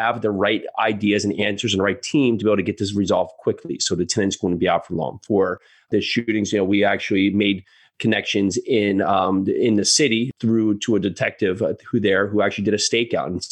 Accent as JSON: {"language": "English", "country": "United States", "tie": "born or raised there", "also_born_or_lived": "New York City", "said": "we born and raised on the East Coast, you know, right outside New York City, lived in New York City for a while"}